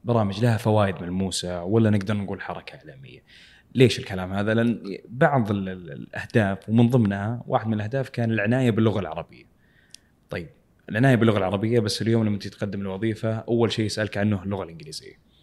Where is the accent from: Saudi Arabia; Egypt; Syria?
Saudi Arabia; عندنا في السعوديه